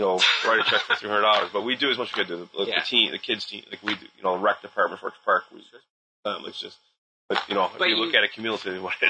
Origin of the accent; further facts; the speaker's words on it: Lancaster, New York, United States; I've been in Buffalo my whole life